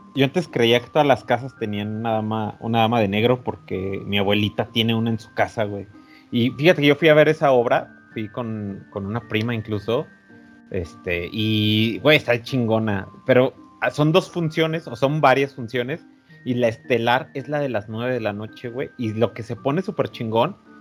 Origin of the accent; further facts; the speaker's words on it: Mexico; somos de México